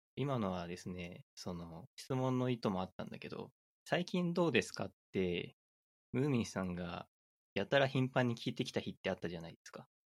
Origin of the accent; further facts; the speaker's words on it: Aichi, Japan; 僕愛知県出身なんで、うん、愛知県って車の工場とかがたくさんあって、車がすごい混むんですよね。うちの近所に国道があって